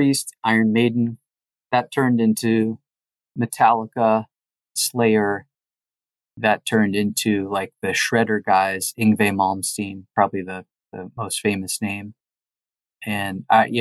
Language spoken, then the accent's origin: English; rural Connecticut, United States; moved away as an adult; also born or lived in Los Angeles, California; I moved with my band from Connecticut to LA, to Hollywood